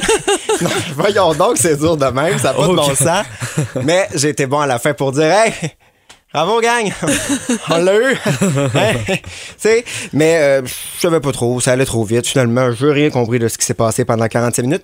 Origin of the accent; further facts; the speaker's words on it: Quebec City, Quebec, Canada; moved away; je viens de Québec